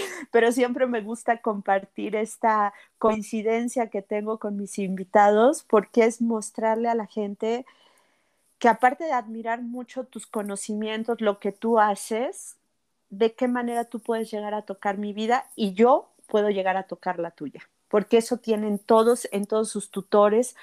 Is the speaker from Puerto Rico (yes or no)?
no; Mexico; Porque vivimos en México, somos mexicanos, nuestras circunstancias son de aquí